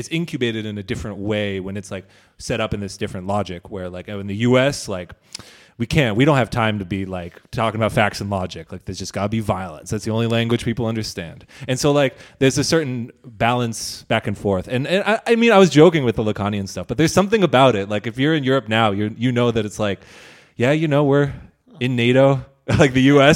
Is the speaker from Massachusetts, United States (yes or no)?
yes; near Boston, Massachusetts, United States; moved away; I'm from near Boston.